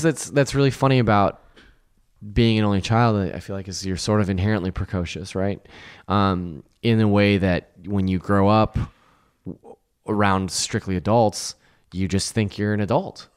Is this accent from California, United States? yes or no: yes; Lodi, California, United States; I grew up in Lodi, which is below, uh, Sacramento